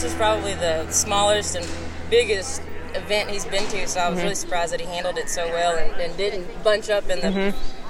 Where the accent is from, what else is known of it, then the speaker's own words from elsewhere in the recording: Lufkin, Texas, United States; I'm from Lufkin, Texas.